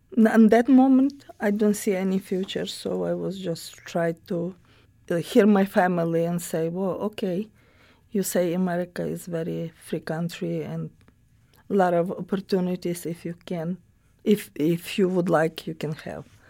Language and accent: English; Romny, Sumy Oblast, Ukraine; English is a second language; moved away as an adult; also born or lived in Latvia; now in Springfield, United States; I was born in Ukraine, not big city, but the name of the city, Romno